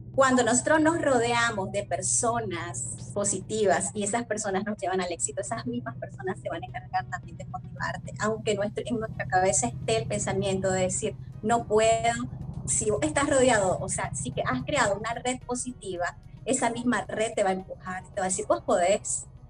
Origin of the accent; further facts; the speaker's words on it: Nicaragua; also born or lived in Mexico City, Mexico; desde muy pequeña participé con diferentes, en diferentes espacios, ¿verdad? De, de participación juvenil, de adolescentes en torno a lo que es la prevención de violencia y derechos de la niña y la adolescencia en mi país, en Nicaragua